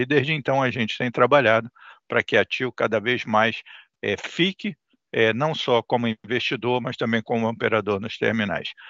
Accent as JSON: {"language": "Portuguese", "country": "Brazil", "said": "A gente, enquanto brasileiro"}